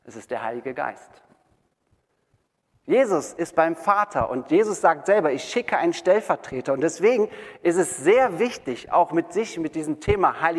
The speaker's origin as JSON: {"language": "German", "town": "Wermelskirchen", "region": "North Rhine-Westphalia", "country": "Germany", "tie": "born or raised there", "said": "ich bin ein gebürtiger Wermelskirchener. Ähm, wir kommen hier aus Wermelskirchen. Ich war hier in der Realschule äh, und ich war ganz erschüttert zu sehen, dass die abgerissen wurde. Ähm, ich verknüpfe meine Kindheit und meine Jugend äh, hiermit sozusagen."}